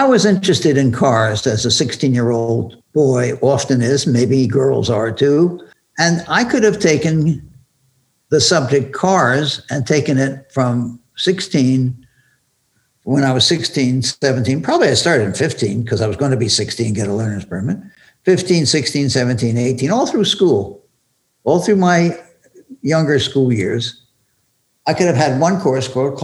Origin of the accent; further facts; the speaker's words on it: Philadelphia, Pennsylvania, United States; When I grew up in Philadelphia